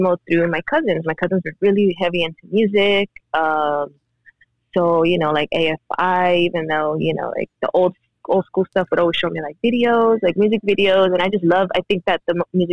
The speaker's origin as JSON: {"language": "English", "town": "South Gate", "region": "California", "country": "United States", "tie": "born or raised there", "also_born_or_lived": "Mexico", "said": "growing up in Southgate"}